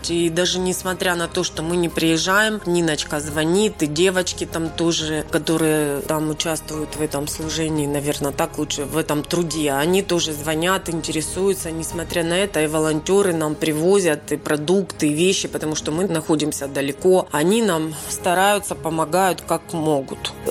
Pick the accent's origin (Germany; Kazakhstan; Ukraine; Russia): Ukraine; Donetsk Oblast; Мы приехали из Донецкой Народной Республики.